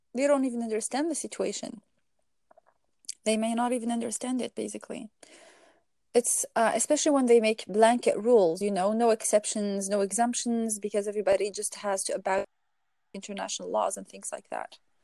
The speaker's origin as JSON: {"language": "English", "country": "Algeria", "said": "I'm from Algeria originally"}